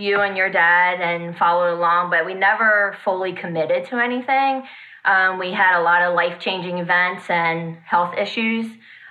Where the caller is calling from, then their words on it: Hanover, Pennsylvania, United States; Hanover, Pennsylvania.